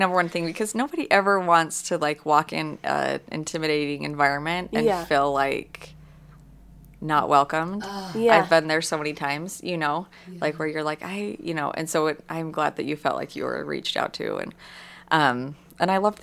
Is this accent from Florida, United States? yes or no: no; Sandy, Utah, United States; I grew up in Sandy, and my parents still live there